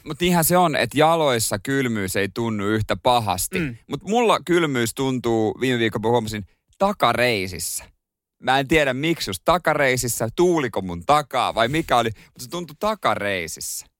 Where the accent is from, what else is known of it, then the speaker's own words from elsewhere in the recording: Seinäjoki, South Ostrobothnia, Finland; now in Helsinki, Finland; mä oon Seinäjoelta